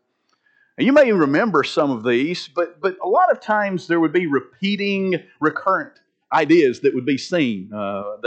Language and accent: English; Linden, Alabama, United States; Years ago, growing up in Linden